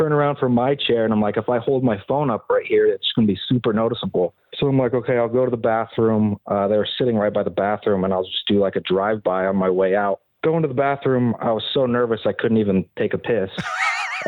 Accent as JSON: {"language": "English", "region": "Pacific Northwest", "country": "United States", "tie": "born or raised there", "said": "born and raised here in the Pacific Northwest, live in Bellevue"}